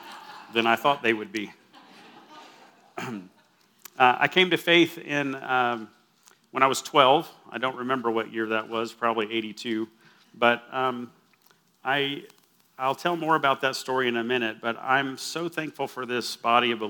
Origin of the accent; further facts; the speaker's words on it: Austin, Texas, United States; now in Lubbock, United States; I grew up in Austin